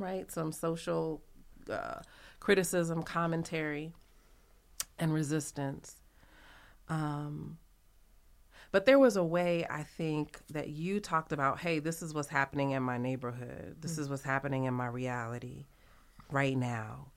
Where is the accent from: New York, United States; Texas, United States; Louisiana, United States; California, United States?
Louisiana, United States; New Orleans; I'm from New Orleans